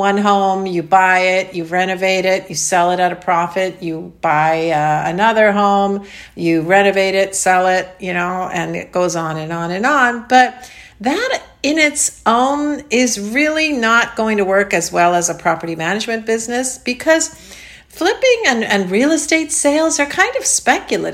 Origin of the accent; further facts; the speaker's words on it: Canada; now in Florida, United States; Canada, my home country.